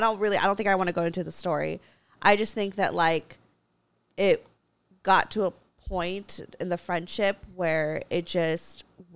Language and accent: English; Santa Clarita, California, United States; also born or lived in Los Angeles; I grew up in Santa Clarita, predominantly conservative town. And, like, I guess, quote, unquote, whitewashed. And I, you know, lived in L.A.